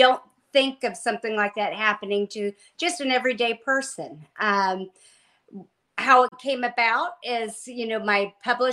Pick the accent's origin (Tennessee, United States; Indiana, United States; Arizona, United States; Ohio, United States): Indiana, United States; I was born and raised in Indiana, went to college